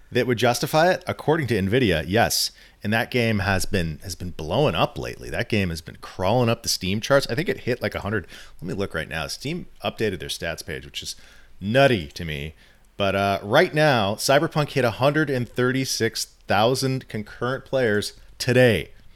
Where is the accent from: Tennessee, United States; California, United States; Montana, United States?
California, United States; as someone who's lived in California my whole life